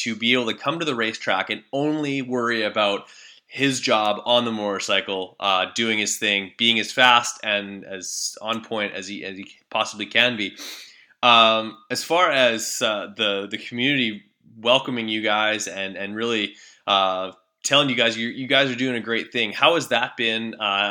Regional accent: Canada; being Canadian

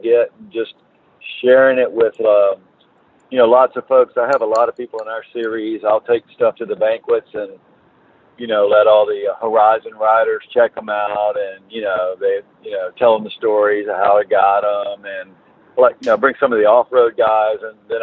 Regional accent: United States; now in Virginia Beach, United States; I'm from Carolina, and live in Virginia Beach now

